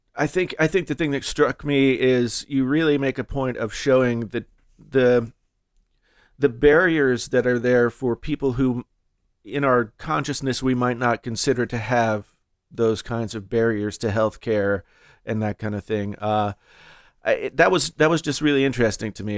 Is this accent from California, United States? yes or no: no; West Virginia, United States; I grew up in West Virginia